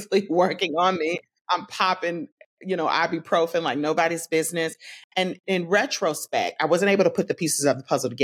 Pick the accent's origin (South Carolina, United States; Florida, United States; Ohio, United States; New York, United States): Florida, United States; Tallahassee; I'm from Tallahassee